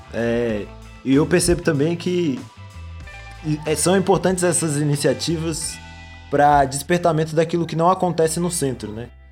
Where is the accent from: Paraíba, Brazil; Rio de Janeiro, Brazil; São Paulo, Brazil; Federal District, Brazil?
Federal District, Brazil; Guará; eu sou do Guará